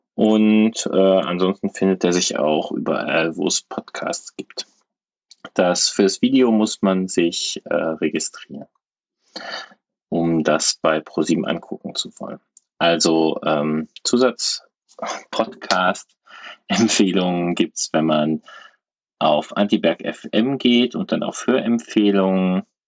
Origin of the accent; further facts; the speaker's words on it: Cologne, North Rhine-Westphalia, Germany; als Kölner